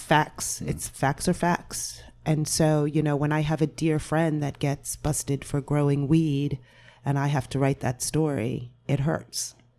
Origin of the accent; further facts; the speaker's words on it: Point Pleasant Beach, New Jersey, United States; moved away as an adult; also born or lived in Cape Cod, Massachusetts; I'm from Point Pleasant Beach